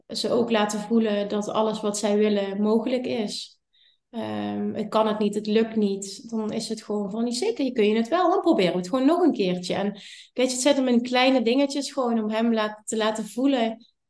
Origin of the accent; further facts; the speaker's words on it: Limburg, Netherlands; ik kom uit Limburg